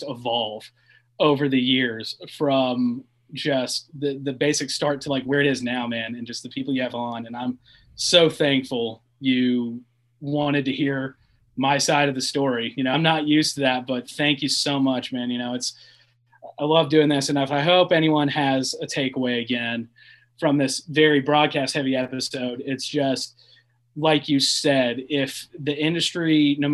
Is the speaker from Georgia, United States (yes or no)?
no; Lexington, Kentucky, United States; moved away as an adult; also born or lived in Charlotte, North Carolina; growing up in Lexington